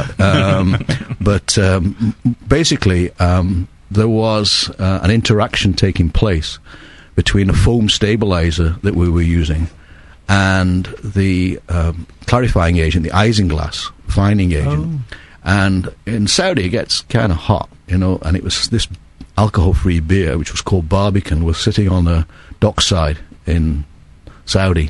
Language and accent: English; England, United Kingdom; being English brewers